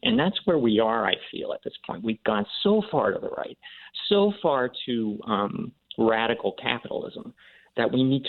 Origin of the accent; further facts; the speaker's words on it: the North, United States; I am a Northerner.